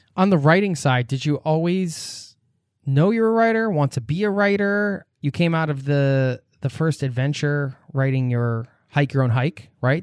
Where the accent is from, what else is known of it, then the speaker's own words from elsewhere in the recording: United States; I'm American